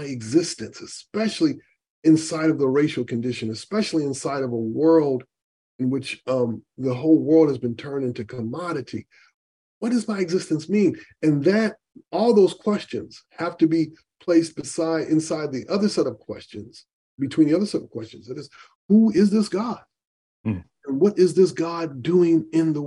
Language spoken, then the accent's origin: English; Grand Rapids, Michigan, United States; I grew up in Grand Rapids, Michigan